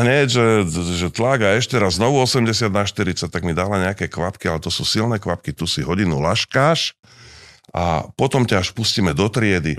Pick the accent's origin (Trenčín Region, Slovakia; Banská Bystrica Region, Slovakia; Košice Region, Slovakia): Trenčín Region, Slovakia; Partizánske; moved away; also born or lived in Pezinok; narodil som sa v malinkom mestečku, ktoré Nemci volajú Banditenstadt. Čiže partizánske?